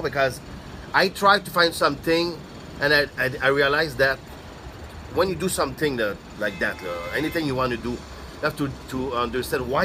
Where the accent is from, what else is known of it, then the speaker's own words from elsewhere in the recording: Canada; first language French; English is a second language; in my mentality in French Canadian, we think small, we don't take risk.